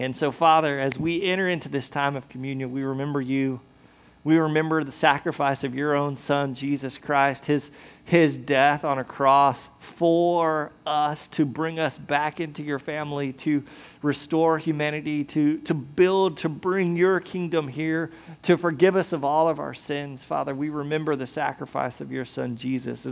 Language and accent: English; United States; we're American